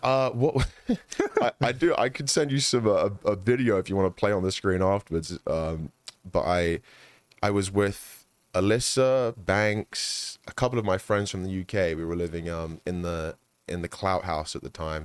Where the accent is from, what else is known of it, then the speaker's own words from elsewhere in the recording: London, United Kingdom; now in United States; I'm from London